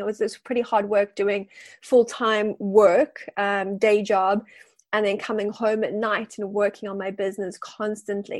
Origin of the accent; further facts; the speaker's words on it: South Africa; moved away as an adult; now in Wellington, New Zealand; I am South African living in Wellington and I've been living here for about 5 years now.